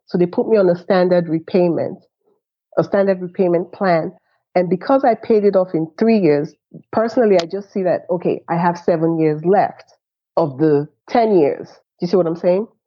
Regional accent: Nigeria

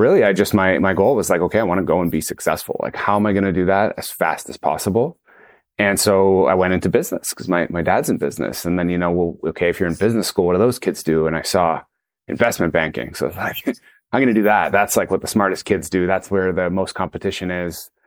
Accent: Toronto, Ontario, Canada; friends I grew up with in Toronto

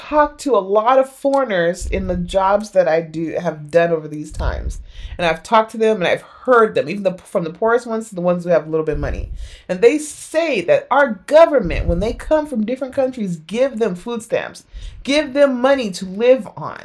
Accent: United States; growing up in America

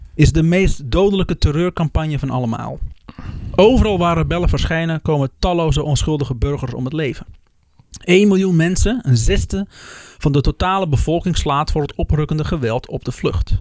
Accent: Netherlands; als Nederlanders

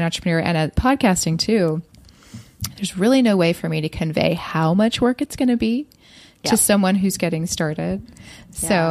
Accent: Los Angeles, California, United States; I grew up in Los Angeles too

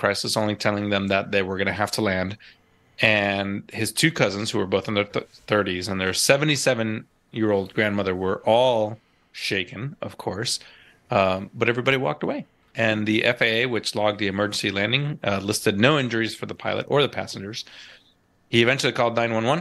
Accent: East Coast of the United States, United States; moved away; I grew up on the East Coast. I learned to fly on the East Coast of the United States

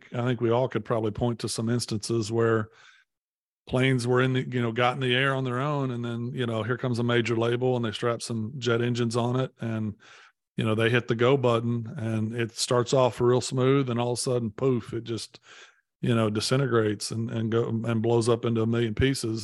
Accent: Poplar Bluff, Missouri, United States; now in Nashville, United States; I grew up in, in Poplar Bluff

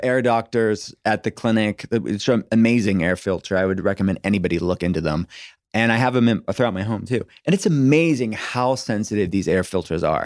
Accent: United States; I'm an American

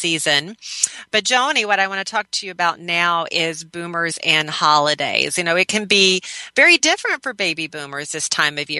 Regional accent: the South, United States; I'm from the South

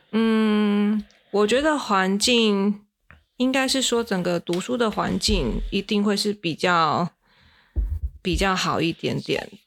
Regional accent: Kaohsiung, Taiwan; moved away as an adult; now in Tainan, Taiwan; 像我是高雄人，像我们高雄以前就会

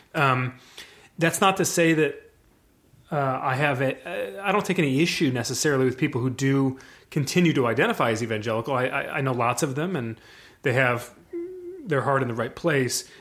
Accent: Michigan, United States; also born or lived in New York; I was born in New York. We moved to Michigan in ni, eighty-nine, which is the year that they drafted Barry. So, and I would have been three years old at the time

